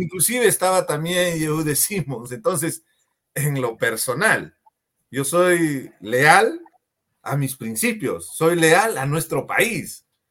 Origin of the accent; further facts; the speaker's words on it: Peru; somos peruanos